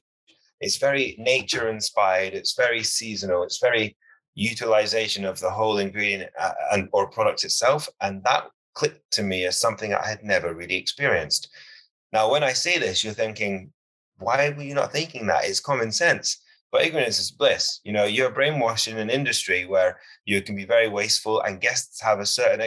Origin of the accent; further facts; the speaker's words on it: United Kingdom; I'm a British chef and I cook British food